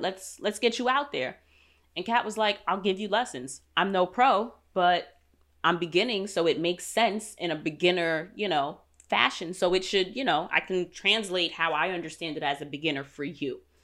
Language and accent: English; New York, United States; moved away as an adult; I'm a city girl. I'm from New York.